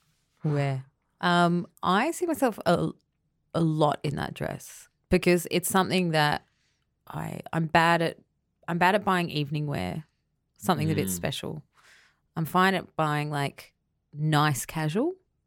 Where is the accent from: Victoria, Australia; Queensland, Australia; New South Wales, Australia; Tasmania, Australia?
Queensland, Australia; I'm from Queensland.